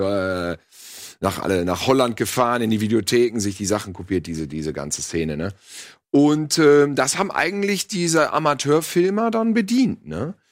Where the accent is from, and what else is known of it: Bielefeld-Gütersloh, North Rhine-Westphalia, Germany